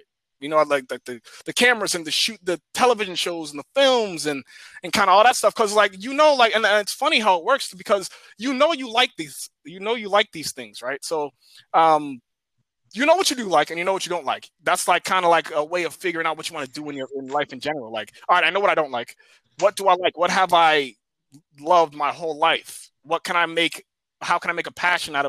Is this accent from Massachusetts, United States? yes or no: yes; Cambridge, Massachusetts, United States; I'm from Cambridge